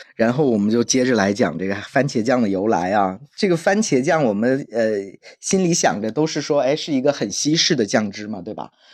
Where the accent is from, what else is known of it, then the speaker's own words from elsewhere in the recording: Zhejiang, China; now in Hangzhou, China; 因为我是浙江人嘛